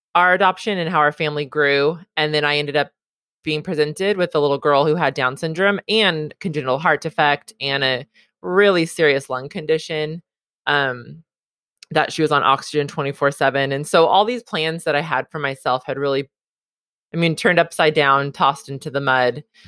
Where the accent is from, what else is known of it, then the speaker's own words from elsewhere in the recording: Southern California, United States; also born or lived in Hawaii; I was born and raised in Southern California.